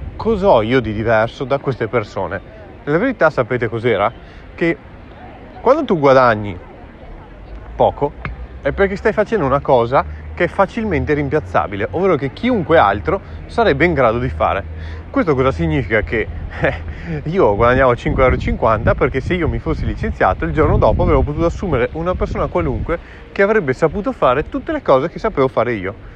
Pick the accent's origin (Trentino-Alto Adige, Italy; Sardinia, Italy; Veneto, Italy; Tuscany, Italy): Veneto, Italy; Verona; sono davanti all'Arena di Verona, la mia città natale